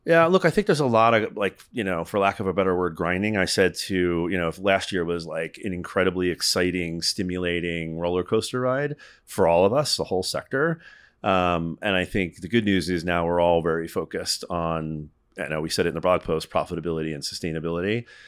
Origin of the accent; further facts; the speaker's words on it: Northeast, United States; I'm from the Northeast. I live just outside of New York City half the time.